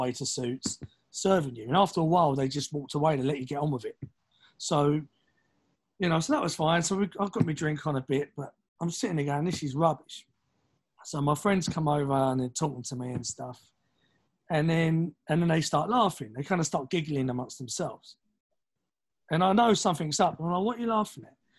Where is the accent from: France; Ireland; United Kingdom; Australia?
United Kingdom; London; now in New York, United States; I was born in Gants Hill, Ilford, like East London.